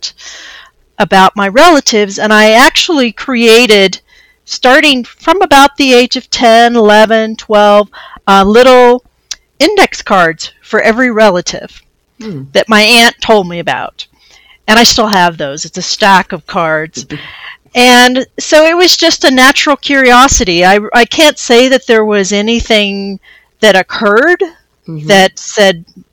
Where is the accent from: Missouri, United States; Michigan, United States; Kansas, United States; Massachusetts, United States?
Missouri, United States; Nevada; I'm from the town. It's called Nevada, Missouri